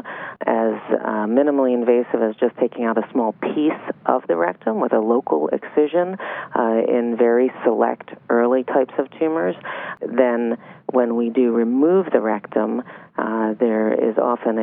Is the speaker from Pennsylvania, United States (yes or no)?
yes; Philadelphia, Pennsylvania, United States; also born or lived in Miami, Florida; now in Weston, United States; I'm originally from Philadelphia.